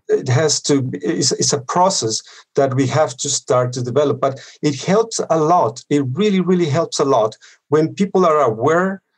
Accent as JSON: {"language": "English", "region": "Bogotá", "country": "Colombia", "tie": "born or raised there", "moved": "yes", "said": "I grew up in Colombia and I went to, uh, in Bogota, I went to school and at university"}